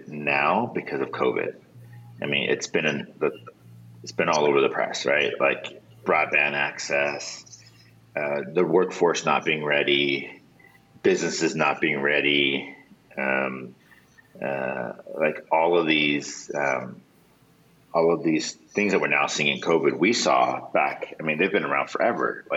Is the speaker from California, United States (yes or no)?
yes; Los Angeles, California, United States; moved away as an adult; also born or lived in Santa Cruz, California; now in Watsonville, United States; I'm actually lived in Watsonville longer than anywhere in my life now, but I'm originally from Los Angeles